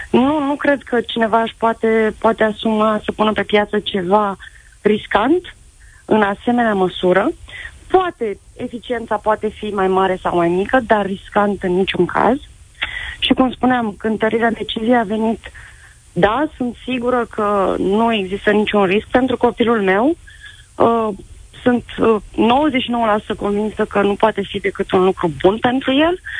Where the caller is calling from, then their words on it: Bucharest, Romania; din București, am un băiat de 12 ani și jumătate